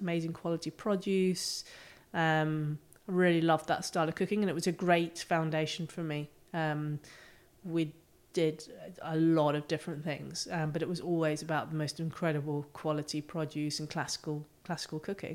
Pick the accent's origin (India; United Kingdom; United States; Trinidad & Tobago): United Kingdom; near the Giant's Causeway, Northern Ireland; I grew up on a farm, um, in Northern Ireland, just off the coast by the Giants Causeway.